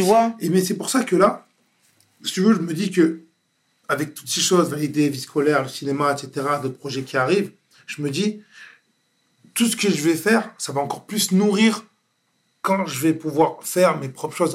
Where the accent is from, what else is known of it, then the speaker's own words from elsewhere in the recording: Floirac, Nouvelle-Aquitaine, France; je viens de Bordeaux, je viens de florac gravement, je viens d'un quartier